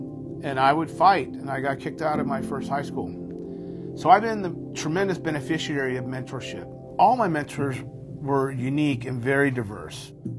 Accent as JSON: {"language": "English", "town": "San Francisco", "region": "California", "country": "United States", "tie": "born or raised there", "also_born_or_lived": "Boston", "said": "I grew up in the Mission District of San Francisco, which at that time was a low-income neighborhood, primarily known for Latino culture, lots of African Americans."}